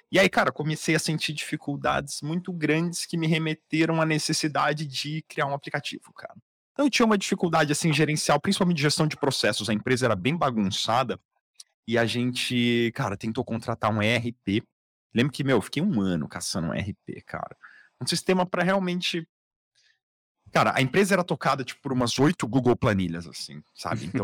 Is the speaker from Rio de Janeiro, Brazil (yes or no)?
no; Campinas, São Paulo, Brazil; Eu sou de Campinas, assim como vocês.